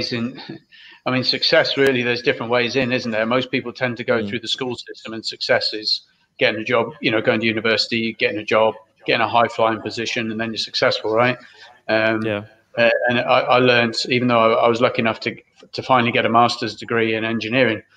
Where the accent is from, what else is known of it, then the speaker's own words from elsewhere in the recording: Brixham, South West England, United Kingdom; We grew up in Brixham, which is a fishing town in Devon, in the UK.